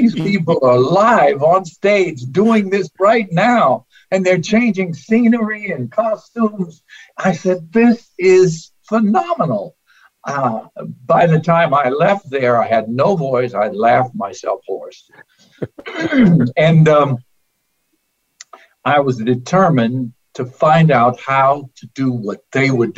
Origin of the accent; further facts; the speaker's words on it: Long Island, New York, United States; I grew up on Long Island